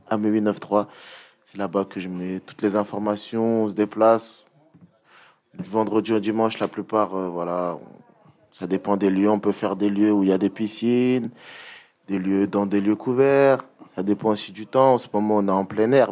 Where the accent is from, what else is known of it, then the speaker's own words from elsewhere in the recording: Pierrefitte-sur-Seine, Île-de-France, France; je viens de Perth. 93 380